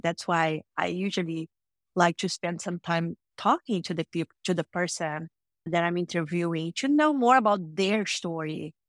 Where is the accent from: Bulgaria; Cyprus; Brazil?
Brazil; Rio de Janeiro; moved away as an adult; now in United States; I'm, I'm, I'm from Brazil, so I was born and raised in a city called Rio de Janeiro in Brazil